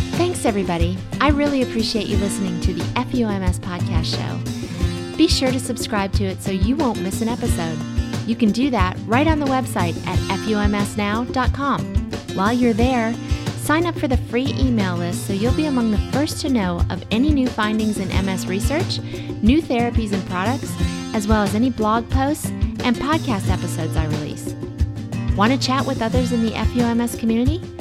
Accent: Virginia, United States; Richmond, Virginia. That's this is my home state

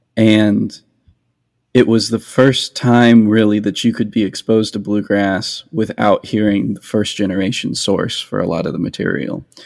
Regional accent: New Mexico, United States; now in Nashville, United States; I grew up in New Mexico where there wasn't very much bluegrass

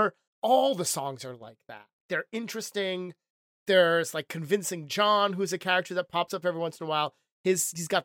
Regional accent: near Cape Cod, Massachusetts, United States; I'm from Massachusetts, right near Cape Cod

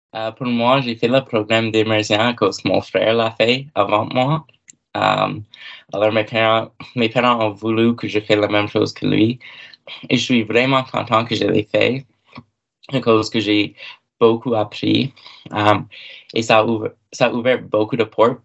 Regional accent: Mira, Cape Breton Island, Nova Scotia, Canada; French is a second language; je viens de Myra, sur l'île de cap

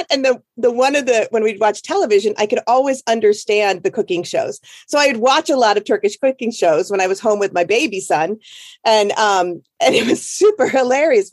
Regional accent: Iowa, United States; moved away; I grew up in Iowa.

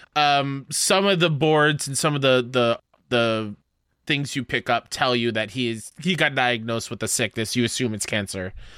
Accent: New York, United States; being a New Yorker who's been to the city many, many times

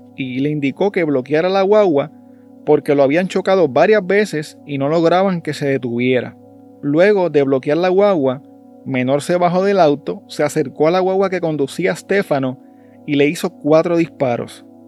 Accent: Puerto Rico; en nuestro país

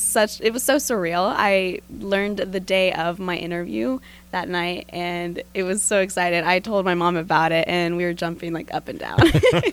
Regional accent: Henderson County, North Carolina, United States; born or raised there; also born or lived in New Jersey

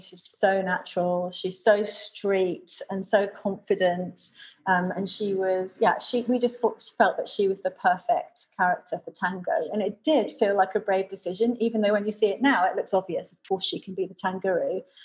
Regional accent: United Kingdom; we Brits

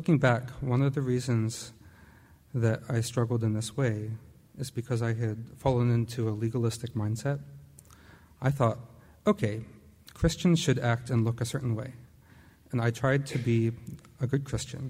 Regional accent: Perkasie, Pennsylvania, United States; I'm actually originally from Bucks County. I grew up in the Quakertown, Perkasie area

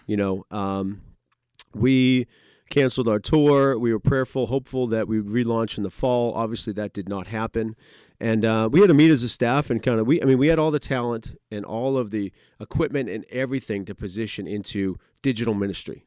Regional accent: New England, United States; moved away as an adult; now in Pennsylvania, United States; I grew up in New England, uh, went to Grove City College, so moved down here

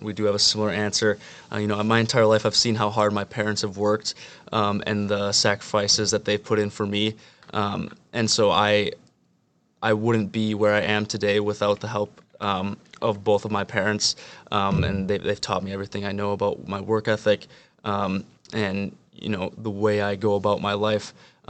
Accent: Midwest, United States; You know, I'm from the Midwest, and obviously I'll be spending time in New York next summer

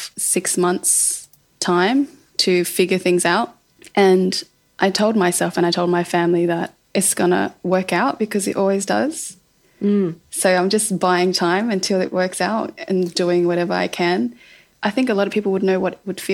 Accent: Melbourne, Victoria, Australia; moved away as an adult; also born or lived in London; I was from Melbourne

